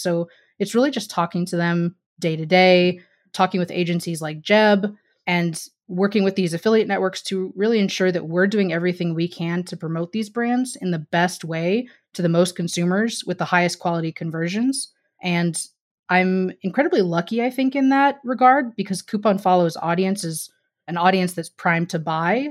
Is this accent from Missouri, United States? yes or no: yes; Missouri, United States; moved away as an adult; also born or lived in New York / California; I grew up in Missouri